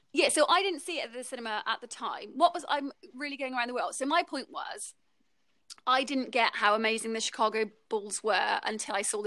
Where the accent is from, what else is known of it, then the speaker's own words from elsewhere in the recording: Bristol, South West England, United Kingdom; Stu and I grew up in Bristol in England, UK